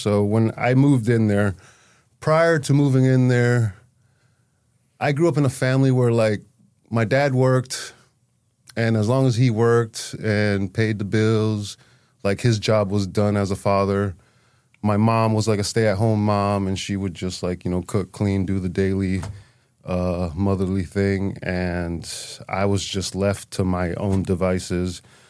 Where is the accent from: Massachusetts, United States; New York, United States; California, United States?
Massachusetts, United States; Holyoke; born there; So I was born in Holyoke. But early age, from like baby to about 10 years old, we were moving a lot.